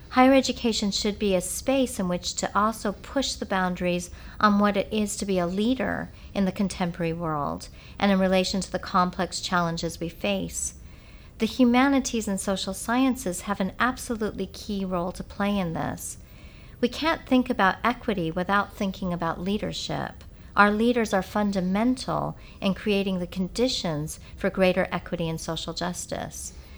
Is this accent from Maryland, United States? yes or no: no; California, United States; moved away as an adult; also born or lived in England; I grew up in California, but at this time I was in England.